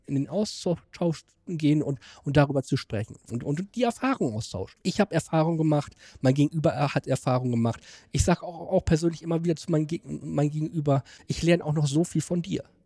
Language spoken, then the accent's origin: German; Germany; Ich komme aus Beersburg